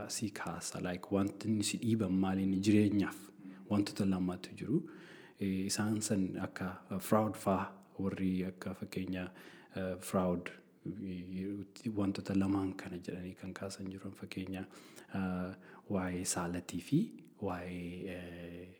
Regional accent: Oromo people, Oromia, Ethiopia; moved away as an adult; Ani gaafan of laalu waa'een barnoota kootii fi innaan uummatan keessatti guddadhe laalu. Uummanni Oromoo baay'ee

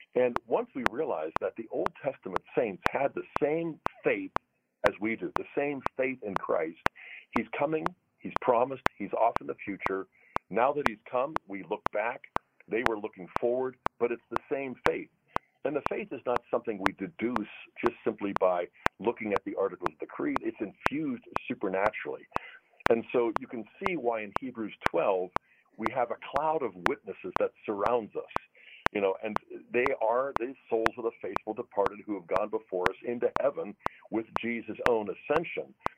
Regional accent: Pittsburgh, Pennsylvania, United States; the paper I used to deliver when I was a preteen uh, growing up in Pittsburgh

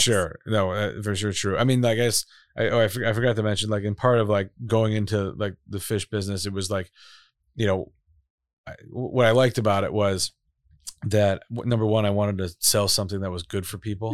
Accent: Chicago, Illinois, United States; moved away as an adult; also born or lived in Boulder, Colorado; I'm from Chicago. I'm from Chicago. Proudly from Chicago.

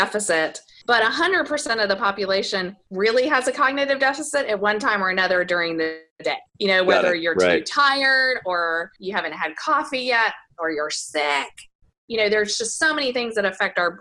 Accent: Houston, Texas, United States; in my hometown, I live in Houston, Texas

